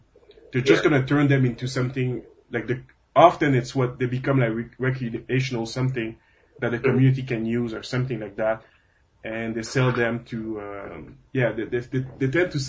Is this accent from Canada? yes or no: yes; Montreal, Quebec, Canada; moved away; I come from Montreal, which has very beautiful churches every second street.